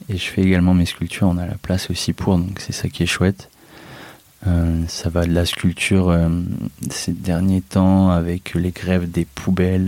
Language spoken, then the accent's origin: French; Amiens, Hauts-de-France, France; moved away as an adult; now in Marseille, France; c'est là-bas que je suis né, que j'ai fait mes études